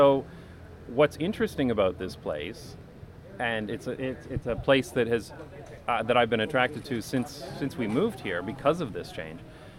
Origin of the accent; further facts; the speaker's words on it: London, Ontario, Canada; now in Amsterdam, Netherlands; certainly there are places like this in my hometown of London, Ontario, although a lot of them have been bulldozed and turned into parking lots or other car-centric uses.